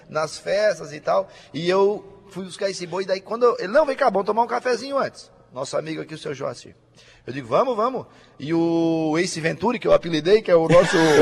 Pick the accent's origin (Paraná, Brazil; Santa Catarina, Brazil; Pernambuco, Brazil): Santa Catarina, Brazil; Balneário Arroio do Silva; eu sou do Arroio do Silva